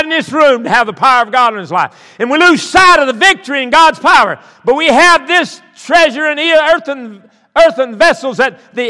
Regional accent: the South, United States; I'm from South

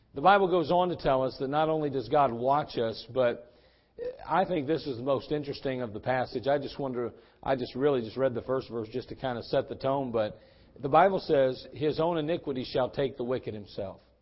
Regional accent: West Virginia, United States; accent: West Virginia; my West Virginia accent

